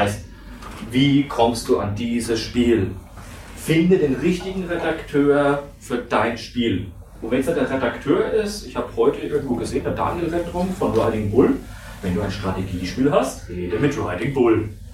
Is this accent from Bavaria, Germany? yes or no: yes; Franconia, Bavaria, Germany; accent: Franconian; weil ich bin ein Franke, man hört das kaum